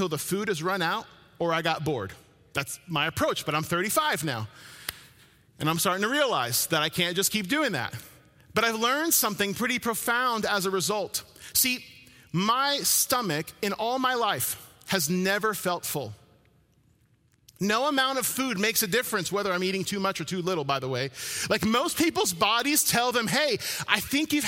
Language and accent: English; New Jersey, United States; moved away; I'm from New Jersey, born and raised